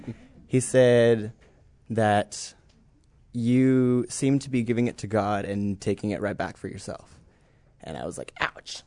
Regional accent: Cold Lake, Alberta, Canada; moved away as an adult; I'm from Cold Lake, Alberta, Canada

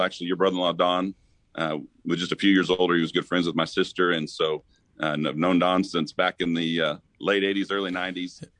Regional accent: Missouri, United States; moved away as an adult; went back to Missouri. Ended up working with the church there back in my hometown for two years

